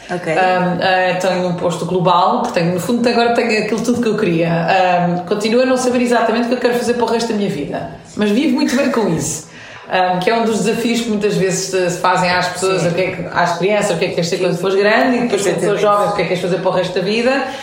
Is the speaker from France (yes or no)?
yes; France; born there; tenho uma mãe portuguesa, um pai iraniano, nasci em França. Portanto, sou multicultural, vivi em sete países, em três continentes diferentes.